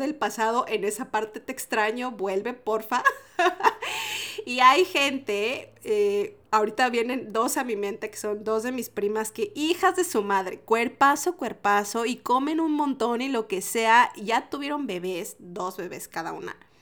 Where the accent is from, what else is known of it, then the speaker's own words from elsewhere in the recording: Mexico; moved away as an adult; now in Santiago, Chile; Yo soy mexicana y tengo mi acento